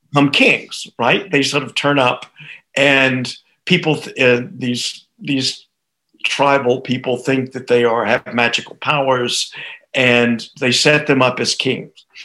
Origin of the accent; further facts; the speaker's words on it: United States; I grew up in the United States